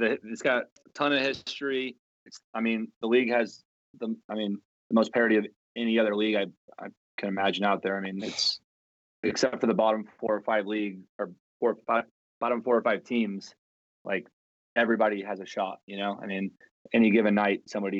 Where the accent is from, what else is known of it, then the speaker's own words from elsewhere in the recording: St. Louis, Missouri, United States; Yeah, I mean, I grew up in St. Louis.